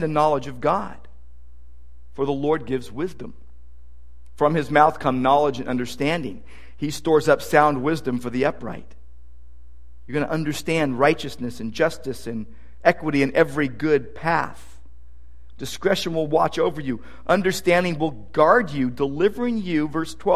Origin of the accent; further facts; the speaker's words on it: Downey, California, United States; I was a kid growing up in Downey